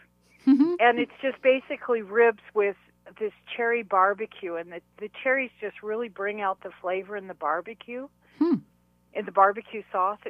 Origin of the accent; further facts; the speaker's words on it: Ontario, Canada; I'm from Ontario